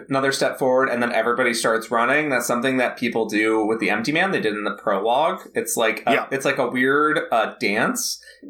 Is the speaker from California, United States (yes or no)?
yes; San Francisco, California, United States; I grew up in San Francisco. I grew up in Haight-Ashbury. I get all the new age shit.